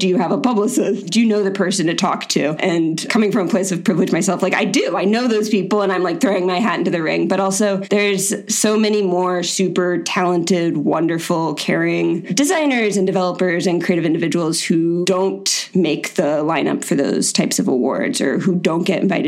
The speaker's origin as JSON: {"language": "English", "region": "Florida", "country": "United States", "said": "I'm from Florida. It's the weirdest state in the country"}